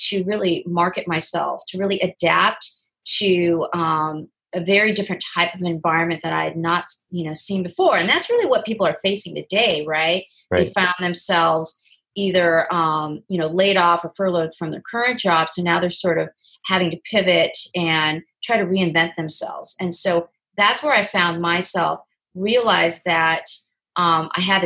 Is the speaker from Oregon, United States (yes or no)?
yes; Oregon, United States; moved away as an adult; also born or lived in Southern California; now in Los Angeles, United States; I'm from the West Coast, originally from Oregon, and moved down to Southern California to go to college